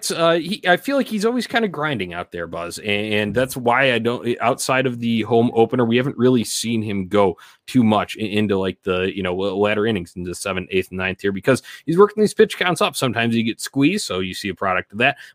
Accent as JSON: {"language": "English", "town": "Indianapolis", "region": "Indiana", "country": "United States", "tie": "born or raised there", "said": "Obviously, growing up in Indianapolis feels like home, about closest to there uh, geographically uh, maybe outside St. Louis there."}